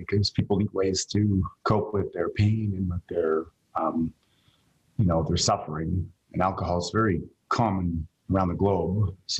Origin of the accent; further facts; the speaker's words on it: Canada; myself as a Canadian / North American